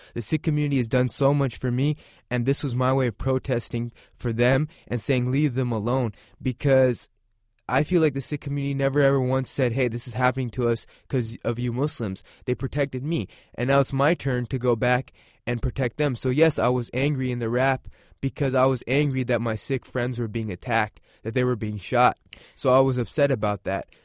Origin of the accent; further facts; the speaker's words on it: United States; we're all Americans